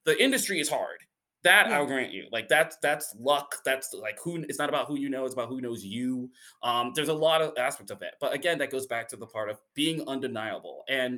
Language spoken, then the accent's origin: English; Indiana, United States; moved away; that's still my home state